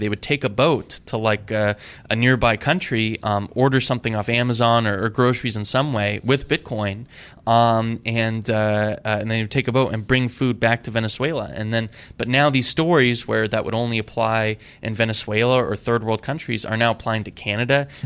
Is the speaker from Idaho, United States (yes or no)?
yes; Idaho, United States; I grew up in Idaho